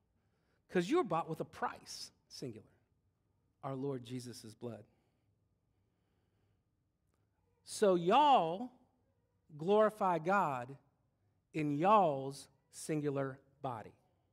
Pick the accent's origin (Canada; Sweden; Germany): Germany; born there; My dad was born, I was born in West Germany, because that was a place at one point.